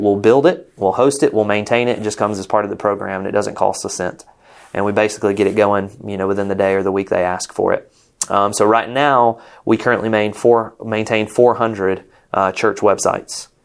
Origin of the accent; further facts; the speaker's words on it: Rome, Georgia, United States; moved away as an adult; also born or lived in Jacksonville; we're from Rome, Georgia, close to Atlanta, and that's our hometown.